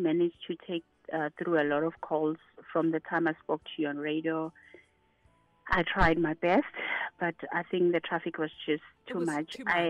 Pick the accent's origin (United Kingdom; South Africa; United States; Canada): South Africa; Limpopo; that Domi will be very excited to hear that I'm from Limpopo.